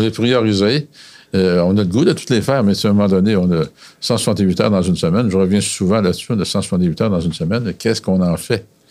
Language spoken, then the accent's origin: French; Quebec City region, Canada; Je viens de la région de Québec.